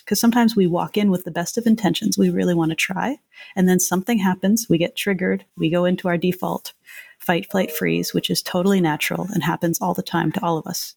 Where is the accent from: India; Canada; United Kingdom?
Canada; now in United States; I'm Canadian